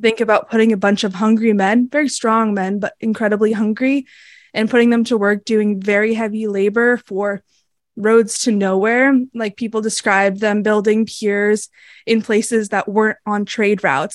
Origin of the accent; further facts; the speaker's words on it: Massachusetts, United States; I grew up in Massachusetts